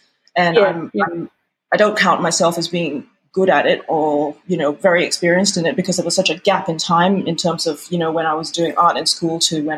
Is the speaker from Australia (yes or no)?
yes; Australia; moved away as an adult; also born or lived in United Kingdom; And then, you know, I moved from Australia to the UK in my 20s, and I did nothing creative whatsoever while I lived there.